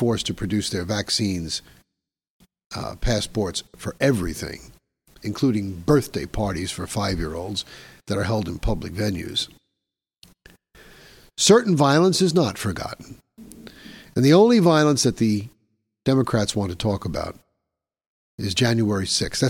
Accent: New York City, New York, United States; New York City, my hometown

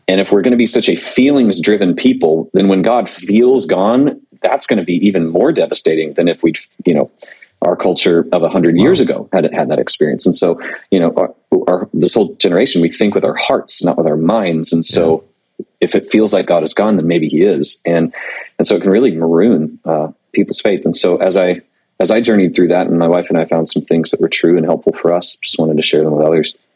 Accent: Panama City Beach, Florida, United States; moved away; I'm originally from Panama City Beach, Florida

